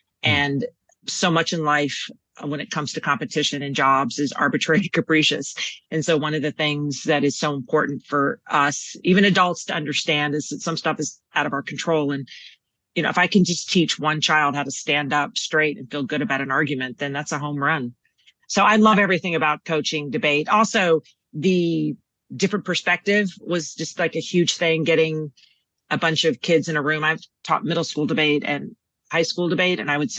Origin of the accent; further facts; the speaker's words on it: Texas, United States; So everyone assumes I'm from New York, but no, born and raised in Texas, West Texas, moved all over Texas, UT, undergrad and law school. And I think a lot of my personality is because I'm from Texas